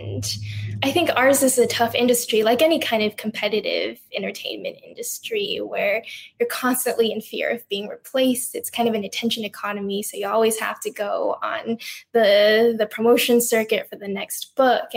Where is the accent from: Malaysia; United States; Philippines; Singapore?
United States; I'm Chinese American.